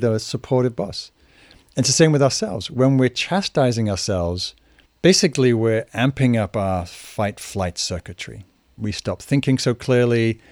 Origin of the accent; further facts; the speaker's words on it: Newcastle upon Tyne, North East England, United Kingdom; moved away; also born or lived in London; I grew up in Northern England, in a place called Newcastle.